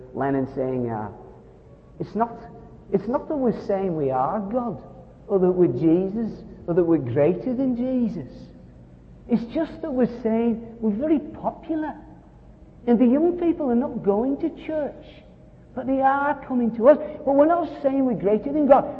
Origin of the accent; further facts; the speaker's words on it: Scotland, United Kingdom; I'm Scottish